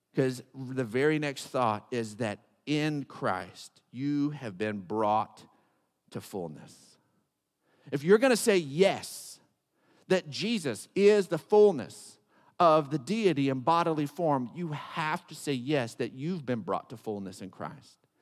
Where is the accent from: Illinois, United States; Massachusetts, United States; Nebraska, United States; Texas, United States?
Texas, United States; Odessa; I grew up in Odessa